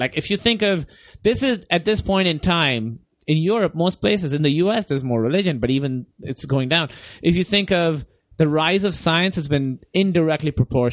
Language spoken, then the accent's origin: English; United States; We Americans